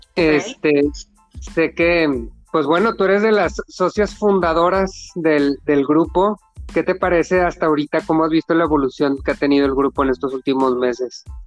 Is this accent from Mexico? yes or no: yes; Mexico; así somos los mexicanos